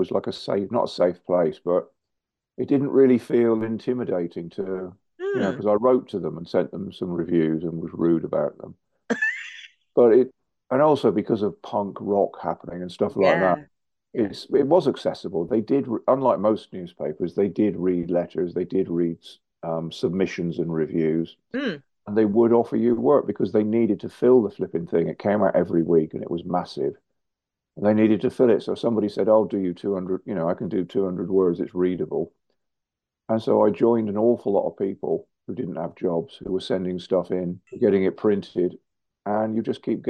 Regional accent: South West England, United Kingdom; moved away as an adult; now in London, United Kingdom; So I moved from Devon, which was small in a way, to London, which was big.

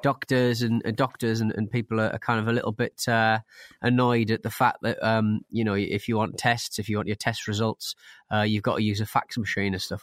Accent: Hartlepool, North East England, United Kingdom; my hometown of Hartlepool

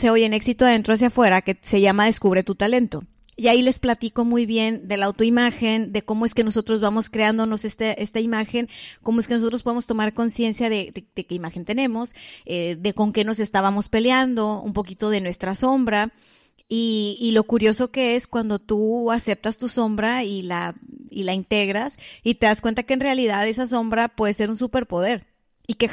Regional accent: Mexico; porque también soy mexicana y también estoy conectada a esta energía.

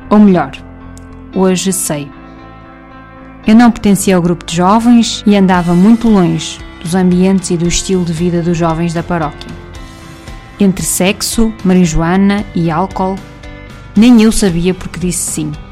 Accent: Kraków, Lesser Poland, Poland; Cracóvia, em 2016, o meu mundo tinha outras andanças. Não me recordo nada significativo da JMJ aqui na minha cidade natal.

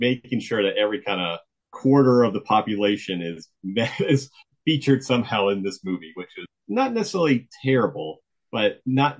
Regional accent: South Florida, United States; moved away; Growing up in South Florida

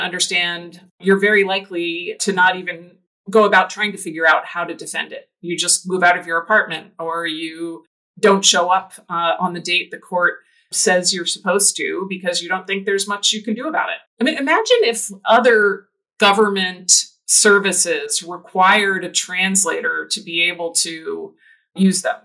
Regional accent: New Jersey, United States; moved away; also born or lived in Michigan; I grew up in New Jersey.

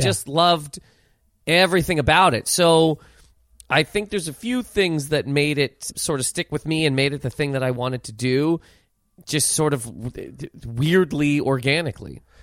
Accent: Halifax, Nova Scotia, Canada; moved away as an adult; also born or lived in Toronto; now in New York, United States; growing up in Halifax, where I grew up

